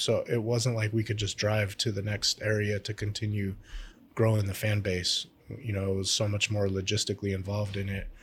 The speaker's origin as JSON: {"language": "English", "region": "Alaska", "country": "United States", "tie": "born or raised there", "said": "my home state"}